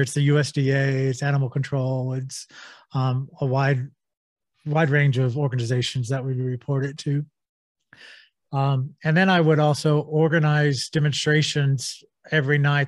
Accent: Texas, United States; I grew up in Texas

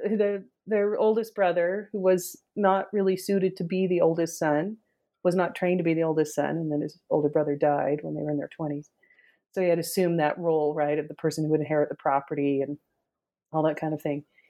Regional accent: northern Utah, United States; I grew up in Utah, northern Utah

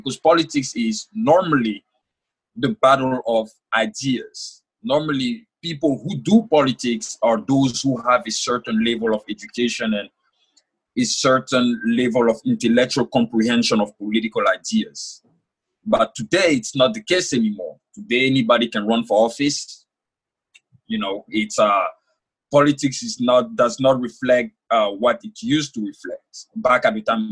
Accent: Côte d’Ivoire; first language French; English is a second language; moved away as an adult; now in United States; I was born and raised in Ivory Coast, West Africa.

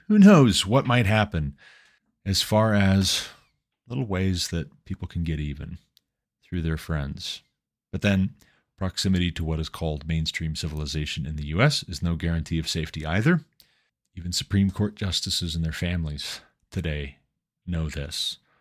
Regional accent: Glendive, Montana, United States; moved away as an adult; now in Colorado, United States; I was born and raised in Glendive, Montana

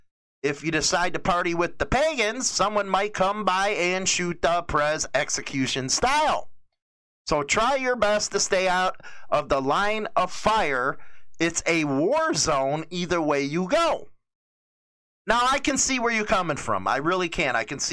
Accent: New York City, New York, United States; I'm from New York City.

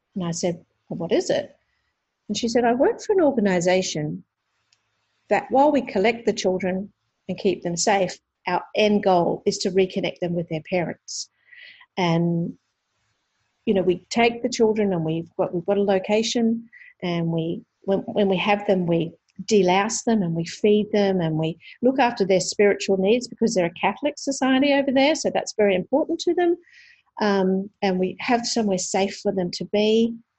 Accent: Sunshine Coast, Queensland, Australia; now in Brisbane, Australia; I come from Brisbane uh, at the moment, so I'm here for work but I grew up on the Sunshine Coast

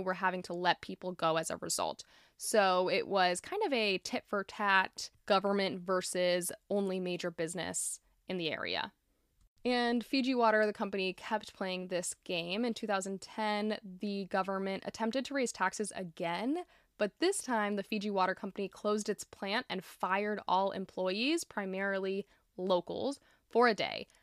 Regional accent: Florida, United States; my home state of Florida

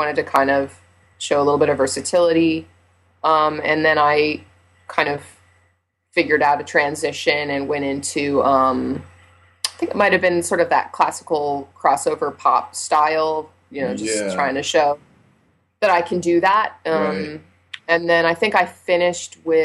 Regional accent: Thousand Oaks, California, United States; I grew up in Thousand Oaks

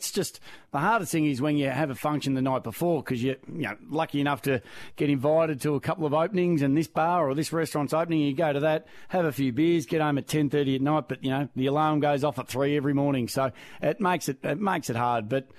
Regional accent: Melbourne, Victoria, Australia; also born or lived in Crib Point; Yeah, I moved a fair bit when I was growing up as a child through Dad's work. So we grew up around Wonturna first, in the suburbs of Melbourne, and we were there.

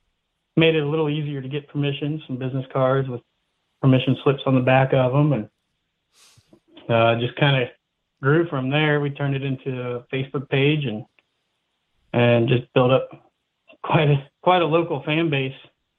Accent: Dayton, Ohio, United States; So I, like I said, I started, I'm originally from Dayton, Ohio

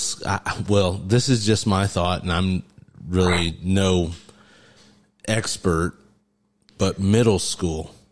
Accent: Mississinewa area, Indiana, United States; we grew up over here in Mississinewall

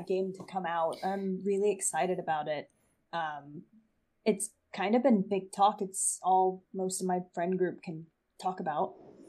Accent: Florida, United States; indigenous to my home state of Florida

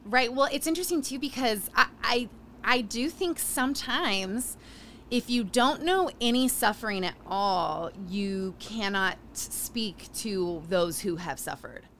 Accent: Utah, United States; Growing up in Utah

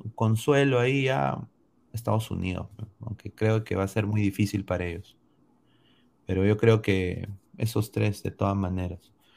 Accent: Peru; Yo como peruano

